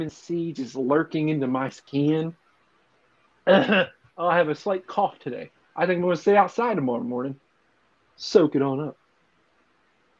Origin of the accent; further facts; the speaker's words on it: Philadelphia, Pennsylvania, United States; We're from Philly